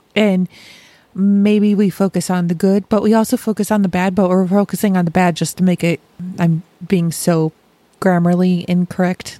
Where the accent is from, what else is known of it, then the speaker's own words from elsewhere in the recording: Rochester, New York, United States; now in Dayton, United States; I grew up in Rochester, Rochester, New York, not Rochester